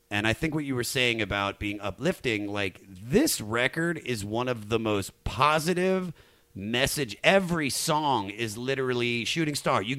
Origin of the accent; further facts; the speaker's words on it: Germantown, Maryland, United States; yeah, I'm from I'm from Germantown, from Montgomery County.